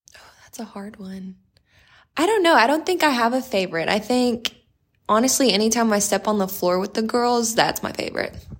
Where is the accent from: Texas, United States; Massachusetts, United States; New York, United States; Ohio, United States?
Texas, United States; Corpus Christi; moved away; I'm from Corpus Christi, Texas.